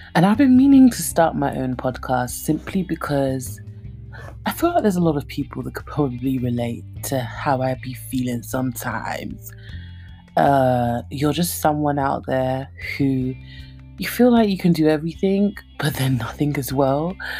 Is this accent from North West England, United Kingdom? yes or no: no; London, United Kingdom; moved away as an adult; now in Nigeria; I was born and brought up in London. I grew up in Redbridge, Ilford